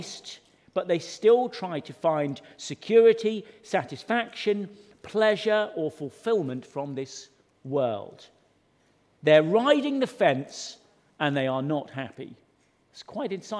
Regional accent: Suffolk, East of England, United Kingdom; when I was growing up in Suffolk

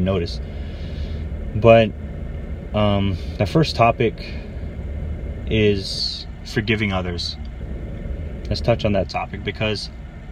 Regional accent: Aiea, Hawaii, United States; when I was growing up in Hawaii. He used to live with us in Hoala Street in Aiea, on the island of Oahu

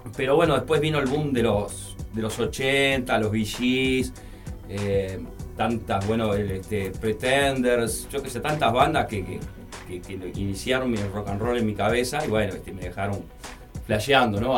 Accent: Barros Blancos, Canelones, Uruguay; yo crecí en Canelones, en Barros Blanco

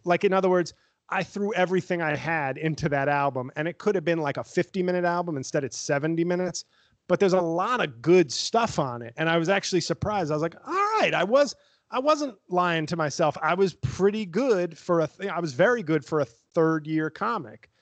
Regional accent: New York City, New York, United States; I was from the Bronx

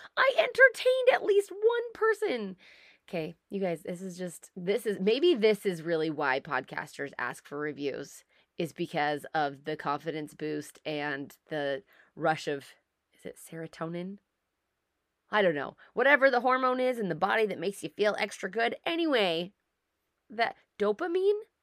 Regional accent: United States; moved away as an adult; now in Canada; I'm an American. I live in Canada. I married a Canadian.

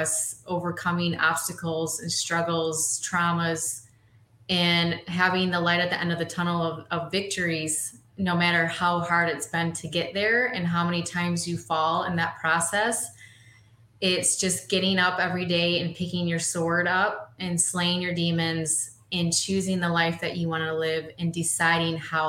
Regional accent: Holland, Michigan, United States; I'm born and raised in Holland, Michigan. I've lived here my whole life.

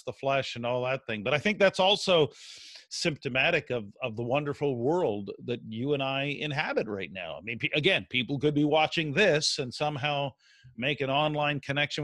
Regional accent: the Maritimes, Canada; moved away as an adult; also born or lived in Red Deer, Alberta / Calgary, Alberta; I'm from the East Coast. I'm born and raised East Coast, but I'm the kid from the Maritimes who left at an early age

